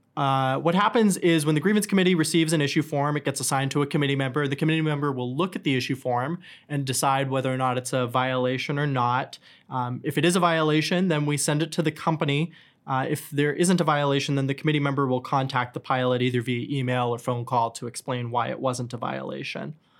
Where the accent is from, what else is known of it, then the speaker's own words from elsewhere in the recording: New Hampshire, United States; moved away; also born or lived in New York City / Atlanta; I grew up in New Hampshire